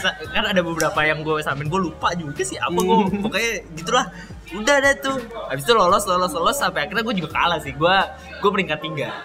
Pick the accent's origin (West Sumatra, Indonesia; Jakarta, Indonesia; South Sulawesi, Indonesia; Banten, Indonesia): Jakarta, Indonesia; Betawi; gua orang Betawi